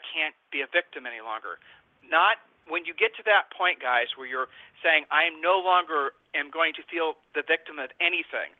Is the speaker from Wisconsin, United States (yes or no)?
no; Ohio, United States; We're from Ohio